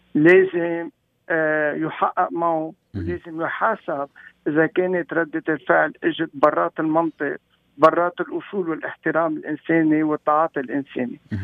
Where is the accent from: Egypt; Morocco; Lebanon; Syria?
Lebanon; moved away; نحن كمغتربين بنوجع آه، وقت يكون بلدنا لبنان